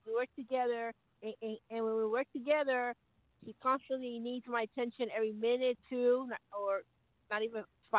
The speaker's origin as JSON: {"language": "English", "region": "Arizona", "country": "United States"}